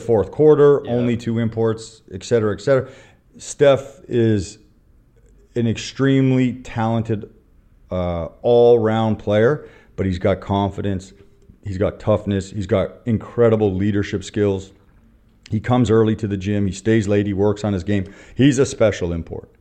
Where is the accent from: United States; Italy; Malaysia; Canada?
Canada; moved away as an adult; also born or lived in Vietnam; now in Taiwan; I'm a Canadian, former Canadian basketball player, Canadian coach